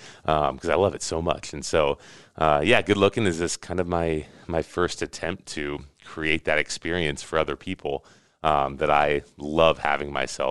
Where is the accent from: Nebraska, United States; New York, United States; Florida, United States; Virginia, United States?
Nebraska, United States; Lincoln; So I grew up in Lincoln and went to the university there, got a degree in marketing from UNL.